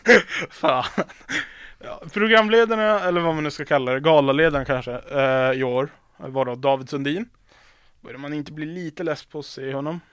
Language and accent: Swedish; Piteå, Norrbotten County, Sweden; moved away; jag och mina vänner hemma i Piteå